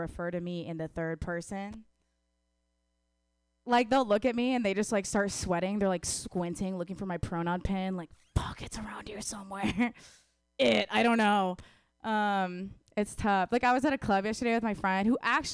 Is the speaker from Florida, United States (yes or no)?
no; Wisconsin, United States; I'm from Wisconsin